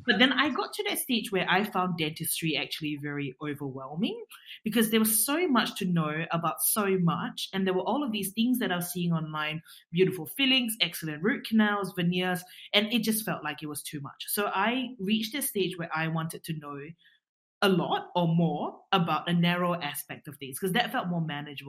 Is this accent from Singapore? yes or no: yes; Singapore; now in Australia; we knew each other from Singapore before I moved from Singapore to Australia.